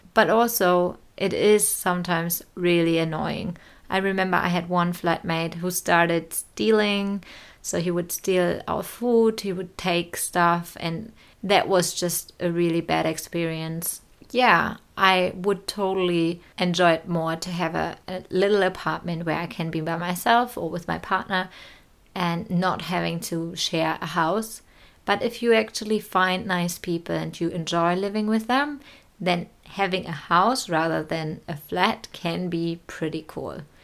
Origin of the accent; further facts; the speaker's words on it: Neustrelitz, Mecklenburg-Vorpommern, Germany; moved away as an adult; now in New Zealand; my hometown, Neustrelitz